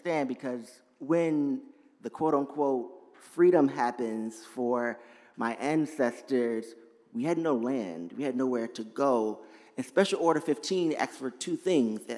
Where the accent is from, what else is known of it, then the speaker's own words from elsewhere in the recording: Atlanta, Georgia, United States; I'm originally from Georgia, Atlanta, Georgia.